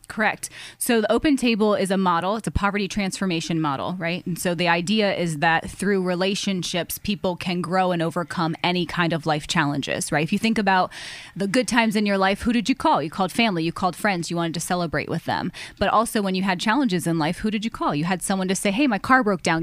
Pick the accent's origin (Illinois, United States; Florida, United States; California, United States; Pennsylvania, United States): Pennsylvania, United States; Erie; I was born and raised in Erie, Pennsylvania